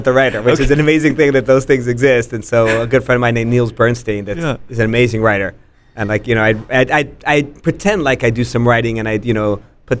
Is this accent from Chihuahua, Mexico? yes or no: no; Mexico City, Mexico; moved away; also born or lived in Austin, Texas; growing up in Mexico